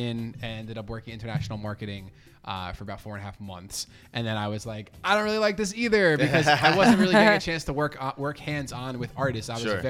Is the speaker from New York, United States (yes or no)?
yes; Long Island, New York, United States; moved away as an adult; now in Philadelphia, United States; I'm originally from Long Island, New York.